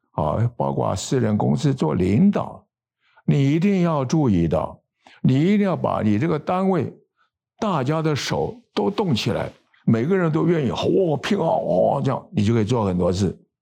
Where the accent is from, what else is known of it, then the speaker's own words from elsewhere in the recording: Taiwan; 我们台湾人民很勤奋的